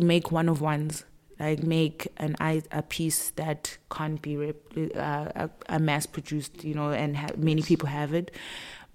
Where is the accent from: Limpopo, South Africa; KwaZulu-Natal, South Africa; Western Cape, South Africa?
KwaZulu-Natal, South Africa; Pietermaritzburg; I'm a PMB girl, born and bred.